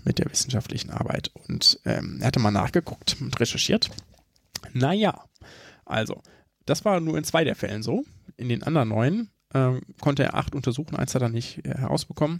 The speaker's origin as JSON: {"language": "German", "country": "Germany", "said": "bei uns in Deutschland"}